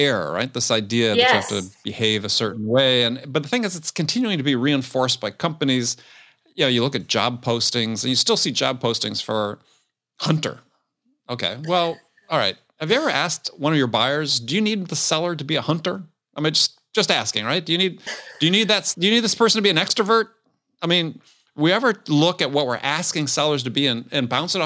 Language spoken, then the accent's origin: English; Wisconsin, United States; I grew up in Wisconsin